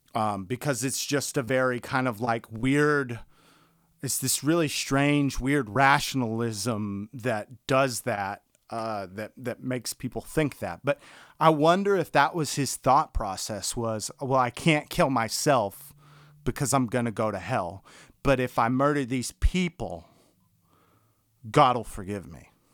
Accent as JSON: {"language": "English", "region": "the South", "country": "United States", "tie": "born or raised there", "said": "growing up in the South"}